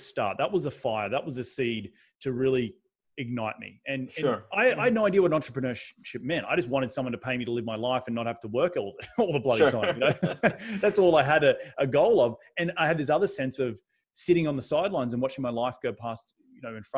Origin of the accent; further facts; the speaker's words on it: Australia; moved away as an adult; also born or lived in New York City, United States; now in United States; I've come from a country in Australia where it had just coincidentally the biggest meetup, which only had 50 people, was in my hometown